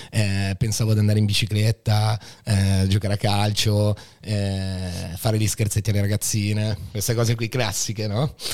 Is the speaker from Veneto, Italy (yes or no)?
yes; Treviso, Veneto, Italy; born there; io sono nato in Veneto